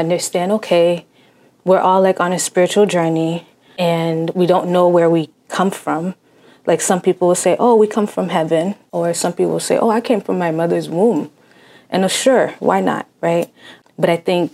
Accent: Cambridge, Massachusetts, United States; first language Haitian Creole; English is a second language; I was born in Cambridge, Massachusetts, and my family's Haitian

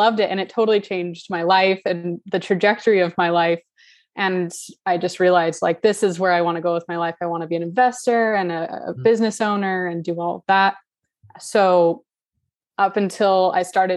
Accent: California, United States; I'm from California

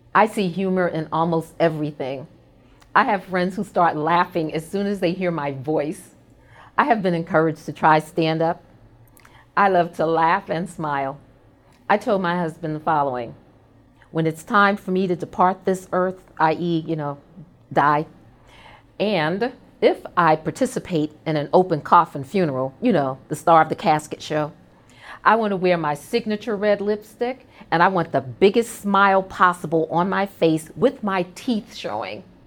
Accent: New York City, New York, United States; I'm a proud native New Yorker, born and raised in Brooklyn

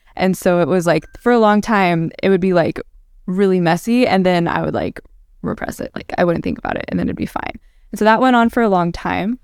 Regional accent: Ohio, United States; also born or lived in Dallas, Texas; I grew up in Ohio, though, so I'm from the north and the south

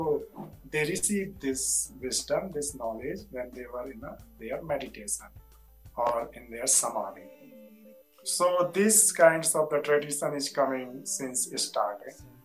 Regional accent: India; now in United States; I'm from India

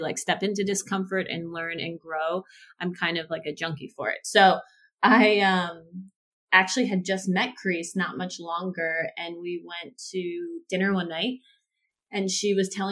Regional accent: New Jersey, United States; moved away as an adult; also born or lived in Fort Lauderdale, Florida; now in Atlanta, United States; I grew up in North Jersey, lived right outside of New York City, and then for school decided to go to Florida

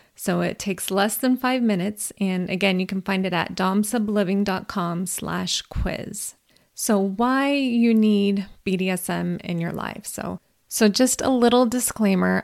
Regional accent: California, United States; I'm an American, I'm a Californian

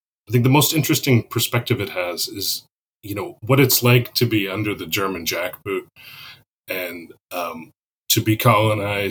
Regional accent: Canada; moved away as an adult; now in Kentucky, United States; born and raised in Canada, and I've been working in the United States for about the last decade

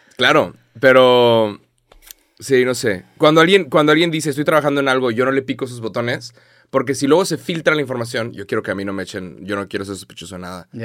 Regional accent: Monterrey, Nuevo León, Mexico; soy de Monterrey

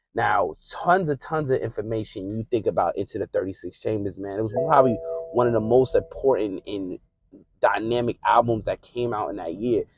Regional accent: Northeast, United States; growing up in the Northeast

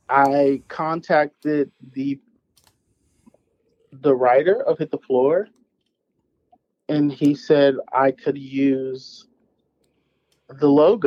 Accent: Mississippi, United States; moved away; also born or lived in Oklahoma; my hometown in Mississippi is an hour 30 to 2 hours away from Memphis

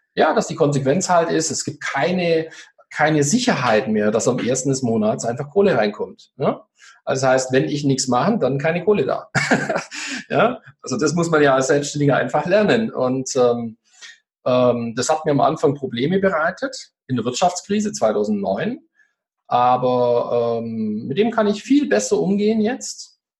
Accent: Swabia, Germany; ich bin ja Schwabe

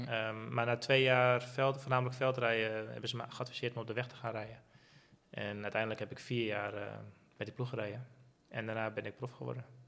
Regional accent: Netherlands; als Nederlander

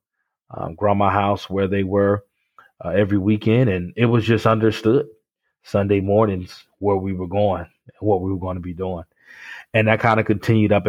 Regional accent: Miami, Florida, United States; moved away as an adult; now in Tallahassee, United States; Originally born and raised in Miami, Florida. Grew up down there

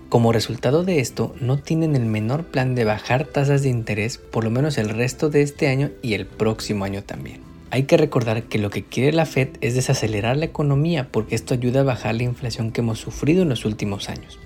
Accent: Mexico; now in United States; Los latinos que venimos de México

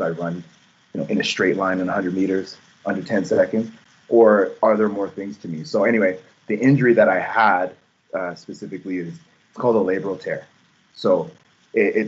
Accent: Calgary, Alberta, Canada; moved away as an adult; now in Toronto, Canada; growing up in Calgary

